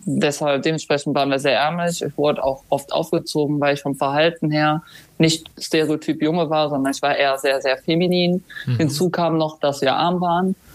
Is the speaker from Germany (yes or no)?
yes; Germany; also born or lived in Cologne; Dann sind wir von Köln in die Eifel gezogen